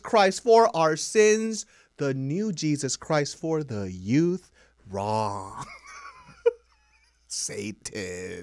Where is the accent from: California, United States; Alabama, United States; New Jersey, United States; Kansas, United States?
California, United States; Sacramento; I'm from Sacramento